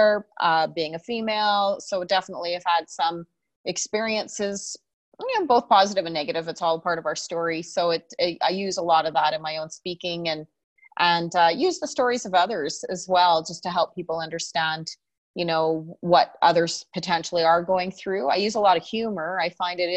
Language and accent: English; Calgary, Alberta, Canada; And I was born here, born and raised in Canada.